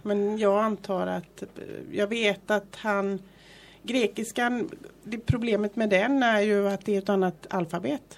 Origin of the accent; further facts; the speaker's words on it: Gothenburg, Västra Götaland, Sweden; moved away as an adult; now in Fuengirola, Spain; jag är ju från Göteborg